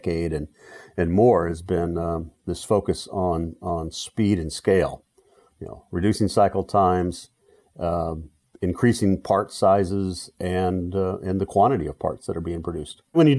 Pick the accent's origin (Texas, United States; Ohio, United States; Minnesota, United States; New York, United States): Texas, United States; I grew up in Texas in the shadow of the oil refining industry and the chemical industry, decided I want to be a chemical engineer.